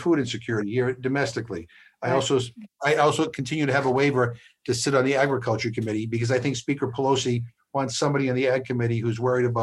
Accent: Worcester, Massachusetts, United States; my hometown here in Worcester

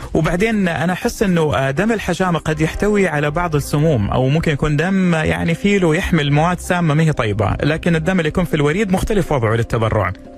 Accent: Saudi Arabia; عندنا في السعوديه

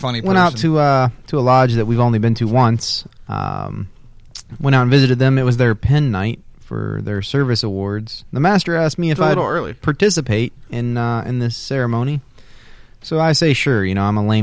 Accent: Pennsylvania, United States; accent: Pennsylvania; it's my Pennsylvania accent

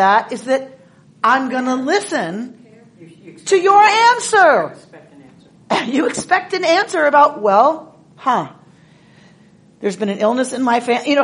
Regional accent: the South, United States; I'm from the South

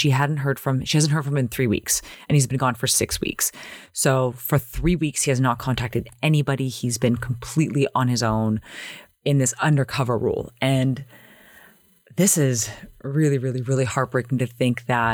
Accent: Toronto, Ontario, Canada; back in my day growing up in Toronto

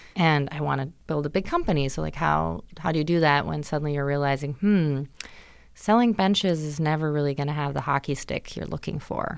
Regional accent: Germany; moved away; I grew up in Germany, but my dad's American, so I would come to the States every summer

